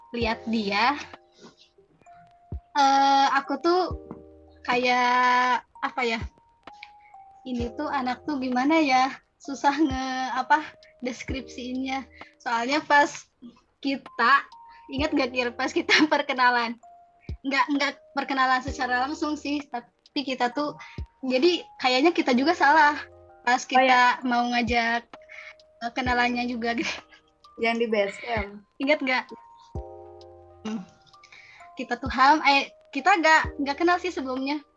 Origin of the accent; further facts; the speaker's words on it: Tasikmalaya, West Java, Indonesia; Terus aku uh, berasal dari Tasikmalaya, sekarang sedang berkuliah di UIN Sunan Gunung Jati Bandung.